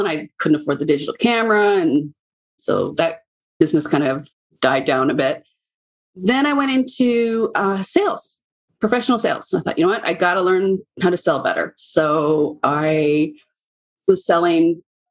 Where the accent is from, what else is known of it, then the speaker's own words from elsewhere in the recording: British Columbia, Canada; I was born and raised in British Columbia, Canada, and I currently live downtown Vancouver.